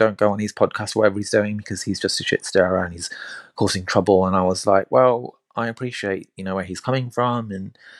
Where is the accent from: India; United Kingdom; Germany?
India; I'm Indian